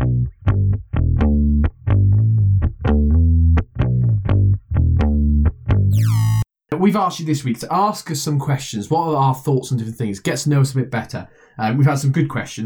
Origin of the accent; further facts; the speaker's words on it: Wales, United Kingdom; we're Welsh